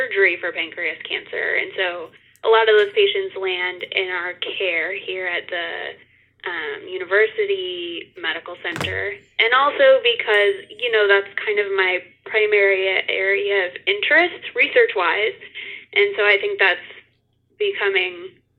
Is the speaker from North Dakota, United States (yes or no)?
yes; Bismarck, North Dakota, United States; now in Omaha, United States; I'm from Bismarck, North Dakota. That's where I grew up.